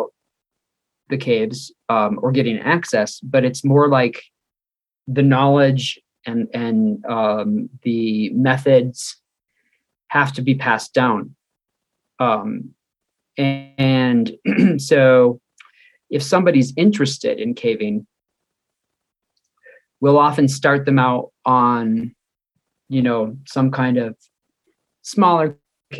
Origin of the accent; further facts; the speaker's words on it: Chicago, Illinois, United States; moved away as an adult; also born or lived in Black Hills, South Dakota; now in South Dakota, United States; You might notice a little bit of an accent. I'm from Chicago suburbs